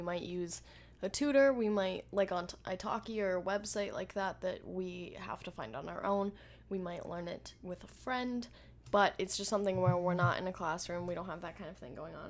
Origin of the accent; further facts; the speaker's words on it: United States; We're from America.